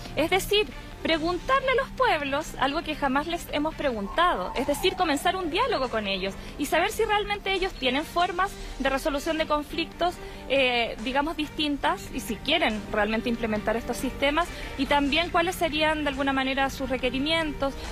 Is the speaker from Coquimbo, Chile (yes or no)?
no; Arauco Province, Biobío, Chile; yo vengo de la provincia de Arauco.